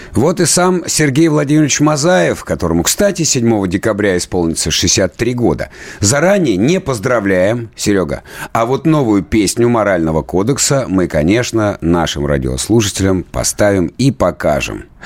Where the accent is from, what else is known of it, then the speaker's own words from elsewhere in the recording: Krasnoyarsk, Krasnoyarsk Krai, Russia; Я что же родом из Красноярска